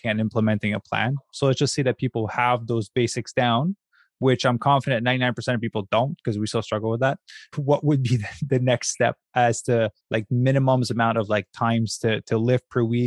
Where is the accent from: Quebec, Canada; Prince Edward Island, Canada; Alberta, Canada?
Quebec, Canada; I'm from Quebec, Canada